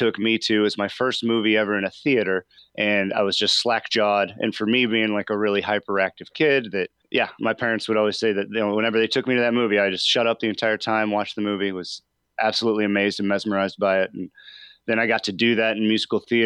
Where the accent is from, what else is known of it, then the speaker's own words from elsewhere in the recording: Midwest, United States; growing up in the Midwest